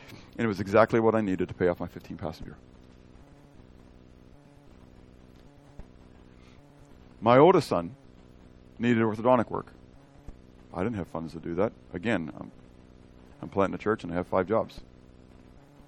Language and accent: English; United States; as an American